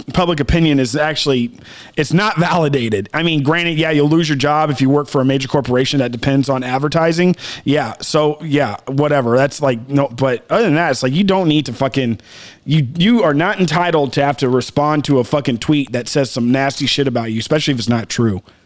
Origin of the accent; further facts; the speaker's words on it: South Texas, United States; me growing up in South Texas